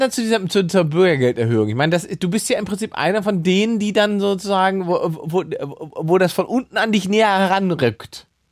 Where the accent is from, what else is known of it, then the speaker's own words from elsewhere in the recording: Salzwedel, Saxony-Anhalt, Germany; moved away; meinem Gymnasium in Salzwedel in Sachsen-Anhalt, wo ich herkomme